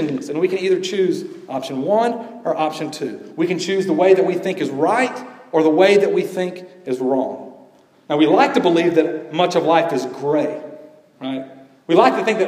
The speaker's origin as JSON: {"language": "English", "region": "Georgia", "country": "United States", "tie": "born or raised there", "said": "growing up in Georgia as a young boy who loved basketball"}